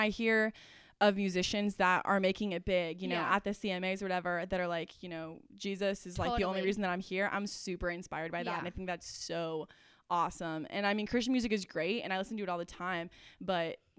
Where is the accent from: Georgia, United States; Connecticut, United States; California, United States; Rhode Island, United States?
California, United States; I'm from California, not Texas.